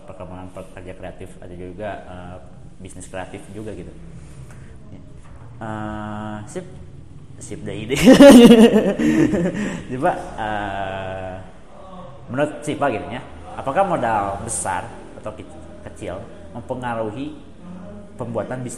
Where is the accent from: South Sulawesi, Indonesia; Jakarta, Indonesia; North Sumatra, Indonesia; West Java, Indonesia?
West Java, Indonesia; Pangalengan; Bandung Selatan kita itu terfokus, itu terlalu terfokus ke di luar gitu